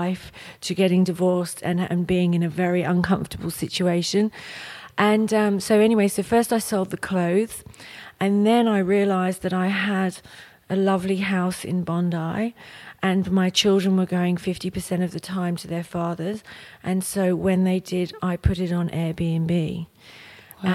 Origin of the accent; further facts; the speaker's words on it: England, United Kingdom; moved away; I'm from England, so my family are all over there.